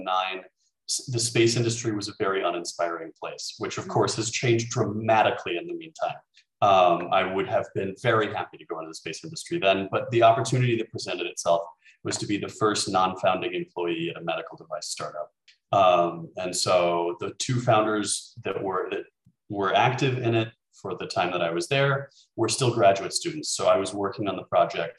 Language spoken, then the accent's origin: English; Texas, United States; moved away as an adult; also born or lived in Virginia; now in Berlin, Germany; I'm a Texan by born and raised, and I stayed there for university as well